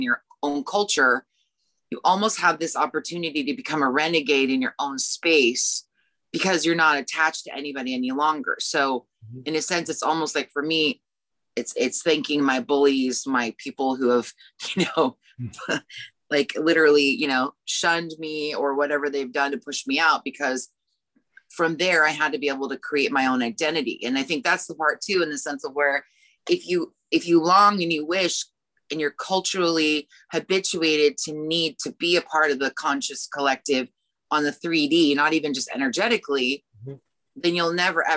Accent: United States; also born or lived in South Korea; I, as an American woman, taught English in South Korea for a year in the 90s

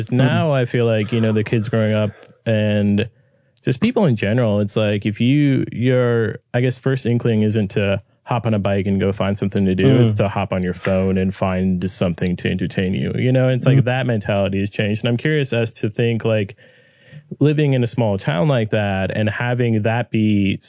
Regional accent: Orange County, near Los Angeles, Southern California, United States

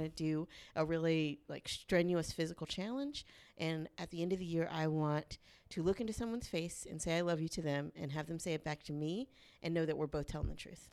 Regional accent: the South, United States; I'm from the South

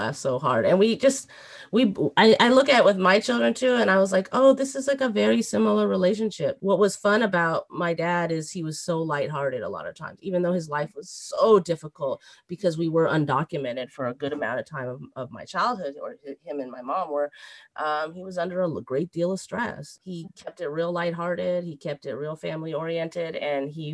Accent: United States; I'm actually American. I mean, I was born here in the United States

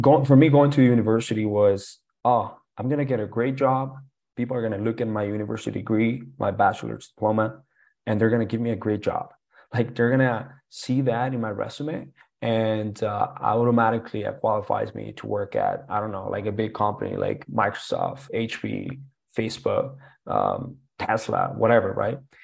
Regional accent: Colombia; English is a second language; now in Canada; going back to Colombia

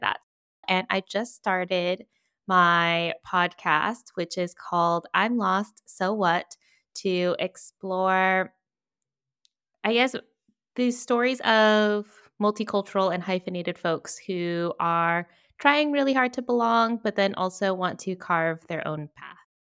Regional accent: Virginia, United States; now in Toledo, Spain; I'm originally from Virginia, but based in Toledo, Spain

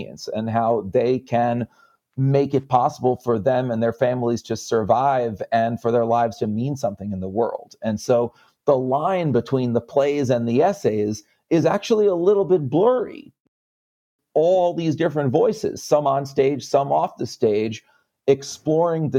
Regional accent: Connecticut, United States; also born or lived in New York; I'm a Jew from Connecticut with New York roots

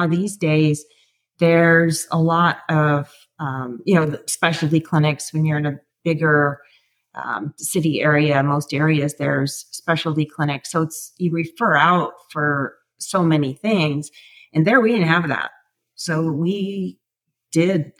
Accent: Wheaton, Illinois, United States; also born or lived in Colorado / Idaho / Salt Lake City, Utah / Denver, Colorado; now in Tennessee, United States; I grew up in Illinois, in the Chicago area, in a suburb called Wheaton, outside of Chicago

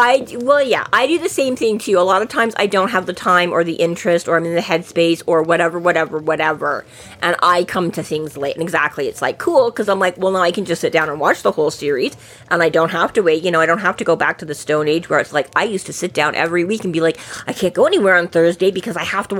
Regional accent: Edmonton, Alberta, Canada; Growing up in Edmonton

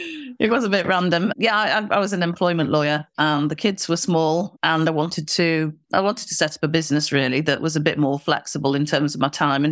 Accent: Manchester, North West England, United Kingdom; Yes, we've just been to the Manchester show, which is my hometown, actually.

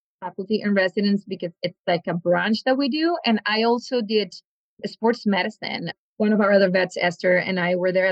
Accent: northern Mexico, Mexico; moved away as an adult; also born or lived in California / Davis, California; now in Canada; I'm from the northern part of Mexico

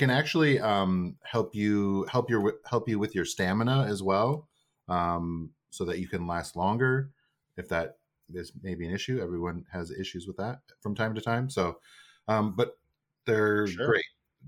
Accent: Midwest, United States; I'm from the Midwest

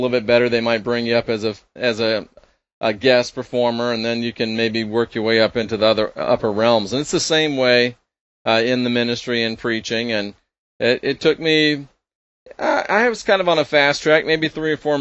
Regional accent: Clearwater, Florida, United States; I was born and raised in Clearwater, Florida, which is Pinellas County

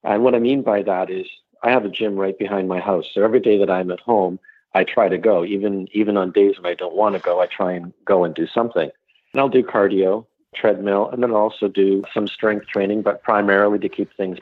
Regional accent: Canada; I'm Canadian

